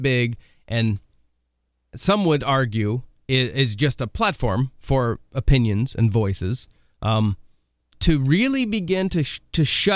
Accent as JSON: {"language": "English", "region": "Oregon", "country": "United States", "tie": "born or raised there", "moved": "as an adult", "lives_now": "South Dakota, United States", "said": "I grew up in Oregon, so I'm a transplant to the Midwest about 12 years ago"}